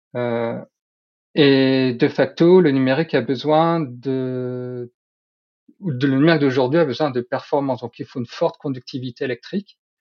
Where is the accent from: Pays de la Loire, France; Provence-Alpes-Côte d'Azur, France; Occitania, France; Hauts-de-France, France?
Hauts-de-France, France; Nord; je suis nordiste